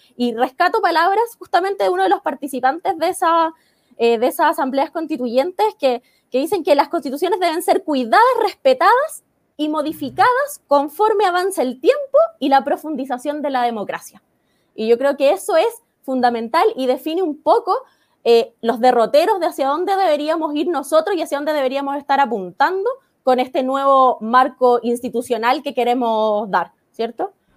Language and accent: Spanish; Chile; nosotros, eh, como chilenos